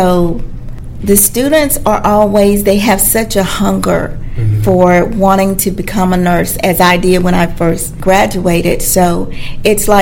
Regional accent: Dothan, Alabama, United States; I'm from Dothan, Alabama

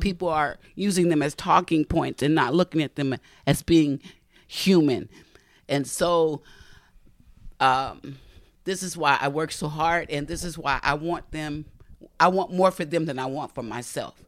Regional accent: Bay Area, California, United States; also born or lived in Tennessee / Palo Alto / Menlo Park / East Palo Alto; raised in, uh, the Bay Area down on the peninsula

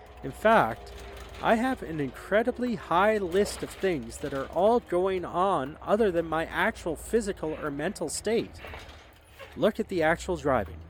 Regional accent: Canada; I'm Canadian

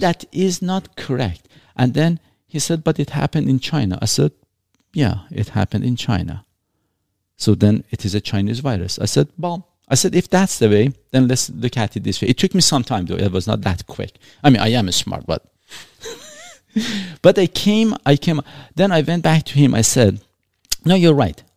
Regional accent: Iran; moved away; also born or lived in Canada; I'm not an Iranian. I was born in Iran. I'm not a Canadian. I carry a Canadian passport

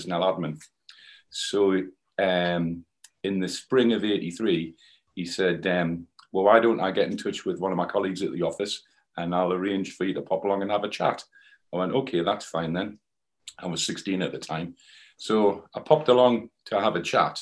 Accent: Whitley Bay, North East England, United Kingdom; moved away as an adult; I was brought up in Whitley Bay in the northeast of England.

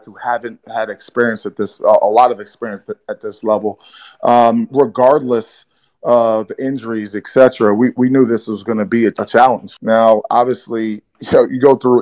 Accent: New York City, New York, United States; I'm from Brooklyn, New York.

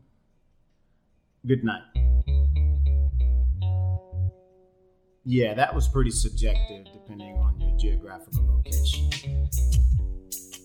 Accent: Jacksonville, Florida, United States; moved away as an adult; now in Panama; I am originally from Jacksonville, Florida

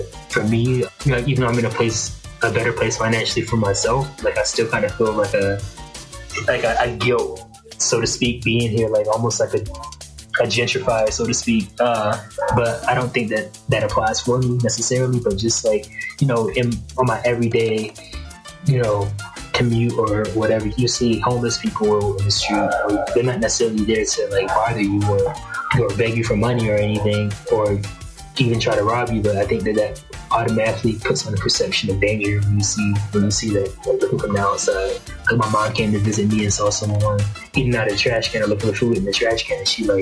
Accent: United States; moved away as an adult; now in Cali, Colombia; I'm a Black person living in Colombia, but like having a blue passport, being an American

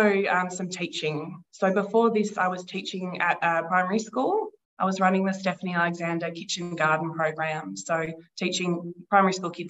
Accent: Castlemaine, Victoria, Australia; I was born in Castlemaine. I grew up here. I've lived here for most of my life.

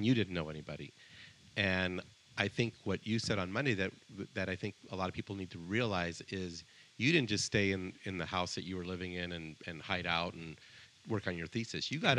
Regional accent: Colombia; born there; I was born in Colombia.

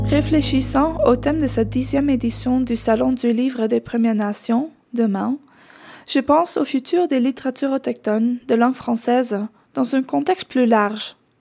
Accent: Netherlands; first language Dutch; French is a second language; moved away; chercheuse alloctone blanche originaire des Pays-Bas

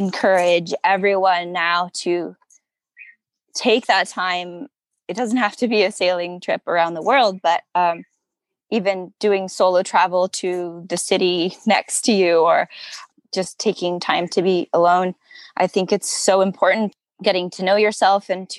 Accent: Southern California, United States; growing up in Southern California, as a woman

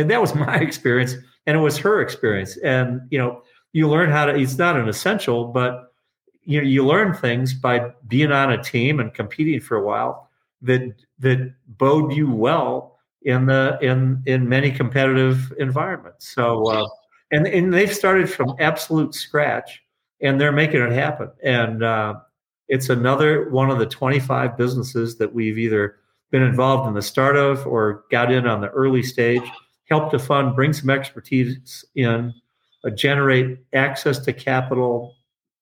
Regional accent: Detroit, Michigan, United States; also born or lived in Traverse City, Michigan / Elk Rapids, Michigan; I grew up in Detroit in the northwest corner, but in the city

